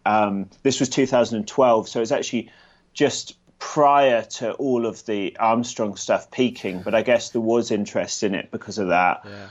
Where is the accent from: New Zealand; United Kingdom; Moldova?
United Kingdom; Gloucestershire, South West England; also born or lived in London; now in Edinburgh, United Kingdom; I was, uh, born in London and grew up in Gloucestershire in the south of the U K. And now I live in Edinburgh, Scotland